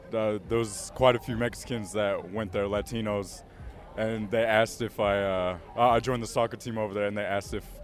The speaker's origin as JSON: {"language": "English", "town": "Goodfish Lake", "region": "Alberta", "country": "Canada", "said": "part of Chief Rocks, Original Roots, uh, from Canada, uh, Goodfish Lake, Alberta."}